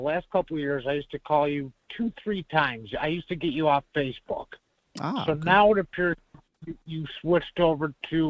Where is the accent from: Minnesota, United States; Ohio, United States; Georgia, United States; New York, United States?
New York, United States; Buffalo; I'm 716. I'm from Buffalo.